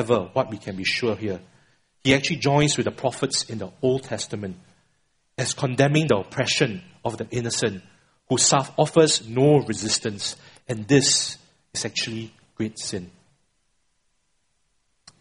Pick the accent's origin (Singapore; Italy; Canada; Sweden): Singapore; I'm a Singaporean born and bred